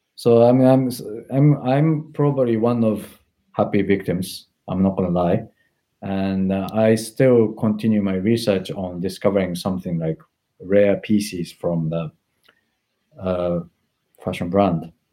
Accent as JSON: {"language": "English", "country": "Japan", "also_born_or_lived": "Tokyo", "second_language": "English", "moved": "as an adult", "lives_now": "London, United Kingdom", "said": "I come from Japan"}